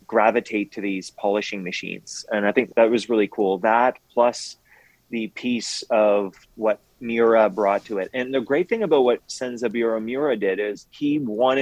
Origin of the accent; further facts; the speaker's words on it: Canada; I'm French Canadian